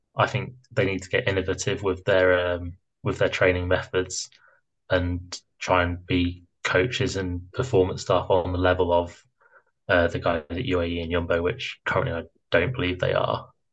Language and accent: English; United Kingdom; I'm British